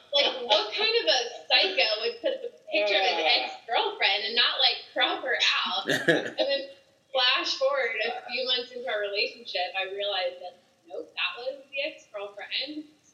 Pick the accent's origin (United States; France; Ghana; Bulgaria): United States; Dallas, Texas; also born or lived in San Marcos, Texas; now in Austin, United States; I grew up in Dallas.